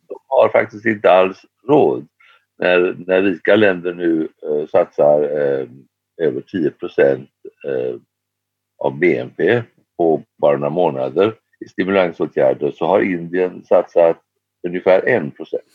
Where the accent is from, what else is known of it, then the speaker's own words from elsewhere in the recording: Sweden; jag kommer från ett land där vi har en skatt på 170 dollar per ton för tillfället